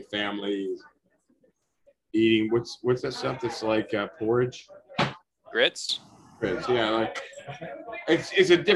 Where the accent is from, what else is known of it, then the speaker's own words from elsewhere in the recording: United States; I grew up in America.